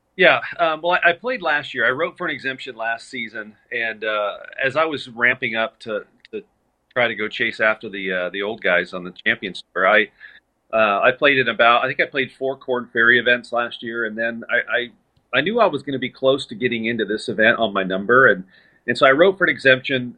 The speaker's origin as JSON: {"language": "English", "region": "Southern California", "country": "United States", "tie": "born or raised there", "also_born_or_lived": "El Paso, Texas", "moved": "as an adult", "lives_now": "Dallas, United States", "said": "I grew up in Southern California"}